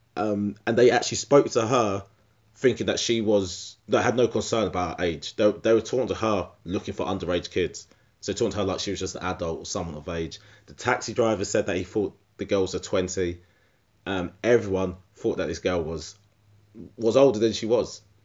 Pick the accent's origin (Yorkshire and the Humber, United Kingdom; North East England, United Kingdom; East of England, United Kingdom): East of England, United Kingdom; Essex; I'm from, I'm from Essex